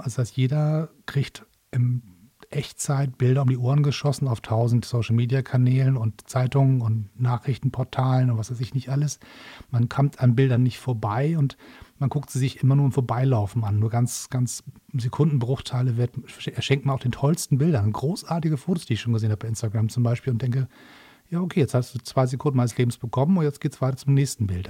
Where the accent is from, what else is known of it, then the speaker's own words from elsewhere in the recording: Hamburg, Germany; in Hamburg, also meiner Heimatstadt